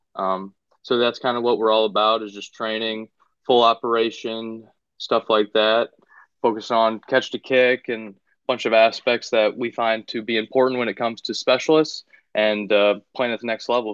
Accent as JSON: {"language": "English", "town": "Findlay", "region": "Ohio", "country": "United States", "tie": "born or raised there", "also_born_or_lived": "Kentucky", "moved": "yes", "said": "my hometown in Findlay, Ohio."}